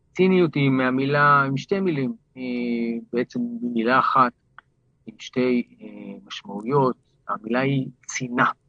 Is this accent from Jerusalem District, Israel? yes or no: yes; Jerusalem, Jerusalem District, Israel; גדלתי בבלוק, שכונת קטמון בירושלים